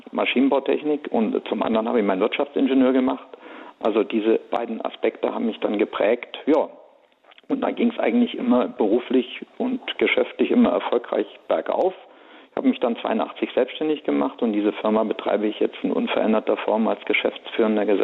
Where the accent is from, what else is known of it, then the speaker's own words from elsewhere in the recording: Leipzig, Saxony, Germany; born there; Ja, es ist so, ich bin eigentlich in Leipzig geboren